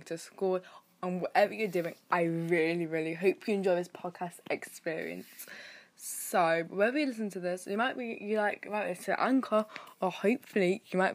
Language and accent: English; United Kingdom; I'm British